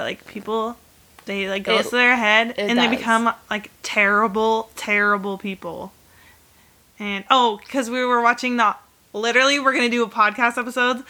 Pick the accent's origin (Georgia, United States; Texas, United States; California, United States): California, United States; we're from California